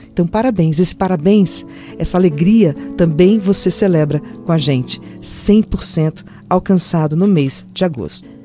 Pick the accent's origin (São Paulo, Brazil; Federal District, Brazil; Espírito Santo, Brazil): Espírito Santo, Brazil; Eu sou capixaba.